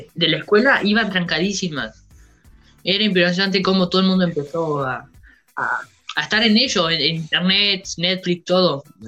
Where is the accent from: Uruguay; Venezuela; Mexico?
Uruguay; somos de acá de Uruguay